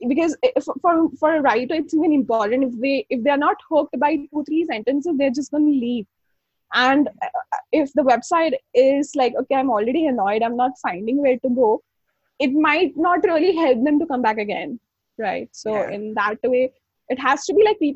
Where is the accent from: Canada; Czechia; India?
India; Mumbai, Maharashtra; I'm from Mumbai